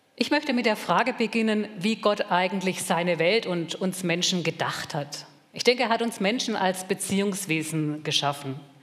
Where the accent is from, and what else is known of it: Germany